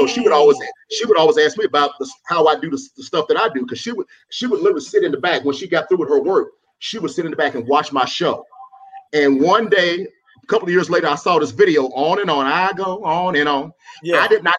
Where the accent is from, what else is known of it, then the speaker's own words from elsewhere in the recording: Oklahoma City, Oklahoma, United States; moved away; also born or lived in Dallas, Texas; No, I'm from Oklahoma City. Oklahoma City, okay. Born and raised. Okay. I lived in Dallas for a while.